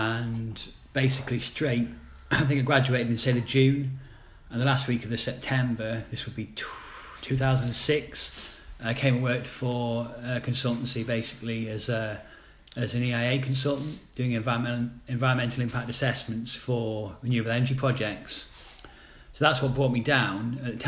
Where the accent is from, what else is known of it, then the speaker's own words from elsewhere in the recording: Sheffield, Yorkshire and the Humber, United Kingdom; I came from Sheffield.